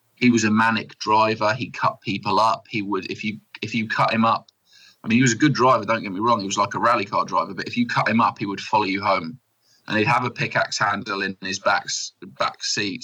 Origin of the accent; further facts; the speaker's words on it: United Kingdom; I'm proper British